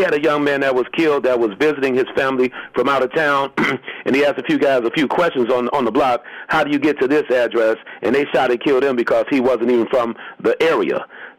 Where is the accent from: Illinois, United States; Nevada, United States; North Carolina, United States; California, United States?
Illinois, United States; Chicago; When I was like 16, 17, I grew up in the Henry Horner Projects on the west side of Chicago.